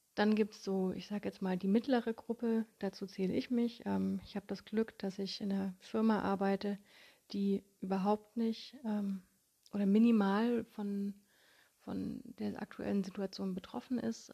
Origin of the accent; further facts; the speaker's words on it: Konstanz, Baden-Württemberg, Germany; in meiner Heimatstadt Konstanz